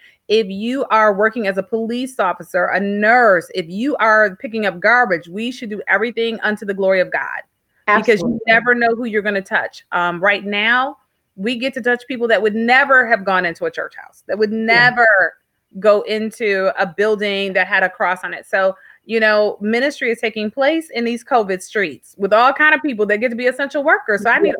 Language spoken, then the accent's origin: English; Flint, Michigan, United States; So I am from Flint, Michigan.